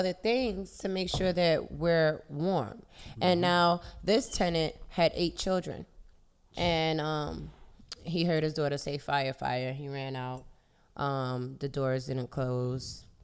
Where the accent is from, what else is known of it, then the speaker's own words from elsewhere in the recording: New York City, New York, United States; We're from the Bronx